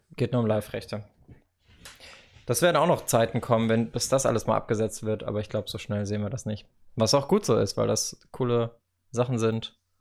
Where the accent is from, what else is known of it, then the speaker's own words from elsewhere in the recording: Karlsruhe, Baden-Württemberg, Germany; moved away; also born or lived in Madrid; im Zweifel bin ich für den KSC, weil das halt einfach meine Geburtsstadt ist